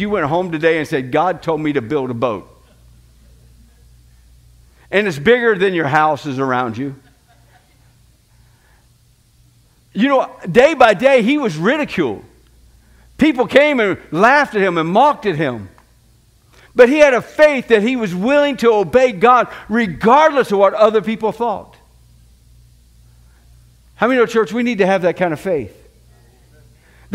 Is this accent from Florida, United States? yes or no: yes; Florida, United States; moved away as an adult; now in Manchester, United States; I was born in Florida. I'm going to die in Florida